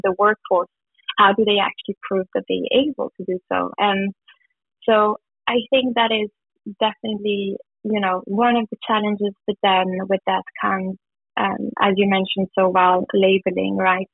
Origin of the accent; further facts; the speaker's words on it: Switzerland; moved away as an adult; also born or lived in South Africa; I'm originally from Switzerland